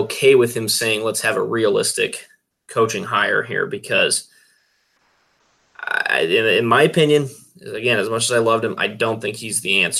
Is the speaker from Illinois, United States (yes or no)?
no; Greeley, Colorado, United States; I was a little kid growing up in Greeley